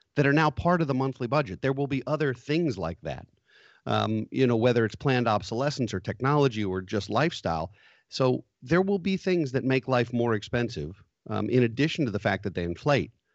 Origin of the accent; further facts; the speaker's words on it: United States; as American people